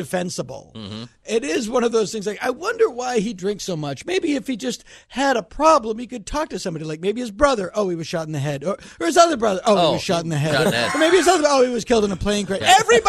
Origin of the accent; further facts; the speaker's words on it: Massachusetts, United States; I'm from Massachusetts.